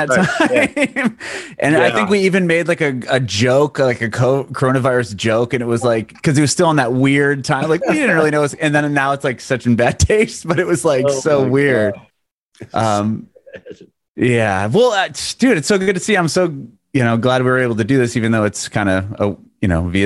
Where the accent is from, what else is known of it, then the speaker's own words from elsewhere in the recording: San Diego, California, United States; now in Nashville, United States; I'm from San Diego